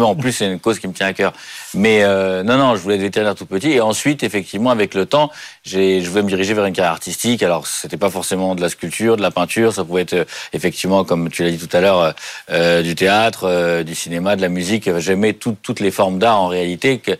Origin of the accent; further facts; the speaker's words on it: Paris, Île-de-France, France; Oui, bah, je suis à Paris, j'ai jamais bougé de Paris, donc en même temps c'est assez simple, il n'y a pas de, eu beaucoup de voyages.